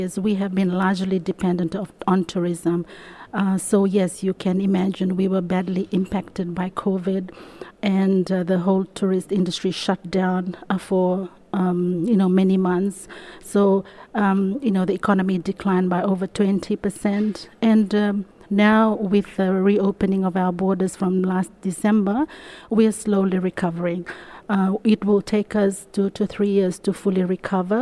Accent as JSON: {"language": "English", "country": "Fiji", "said": "I come all the way from Fiji, which is in the Pacific"}